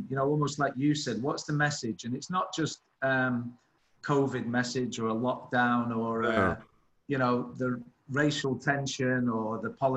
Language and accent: English; Blackpool, North West England, United Kingdom; moved away; also born or lived in London; Blackpool, my hometown